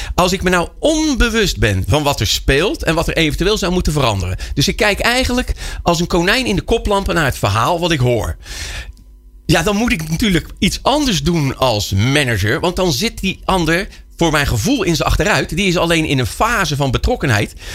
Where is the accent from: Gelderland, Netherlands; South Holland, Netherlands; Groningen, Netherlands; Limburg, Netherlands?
South Holland, Netherlands; Rotterdam; als Rotterdammer